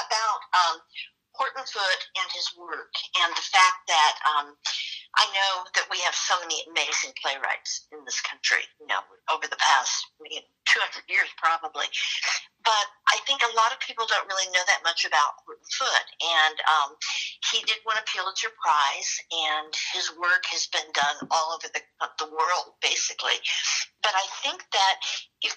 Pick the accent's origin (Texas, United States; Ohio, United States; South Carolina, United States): Texas, United States; I'm from Texas, which is why I sound this way so much